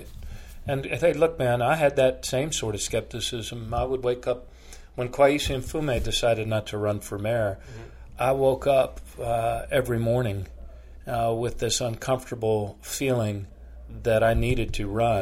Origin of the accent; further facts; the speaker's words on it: Bethesda, Maryland, United States; moved away as an adult; now in Baltimore, United States; growing up in the Washington area